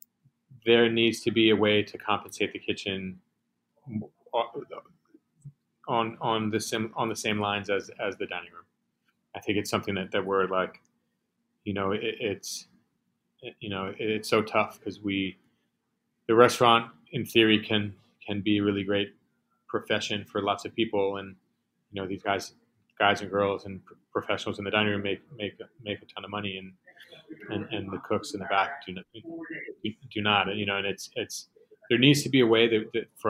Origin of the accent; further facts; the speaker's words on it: New York City, New York, United States; I'm born and raised in Manhattan.